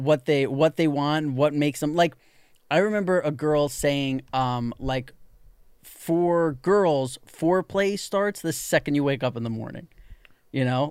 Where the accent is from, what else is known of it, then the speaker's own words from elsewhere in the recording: New York, United States; when I was growing up in New York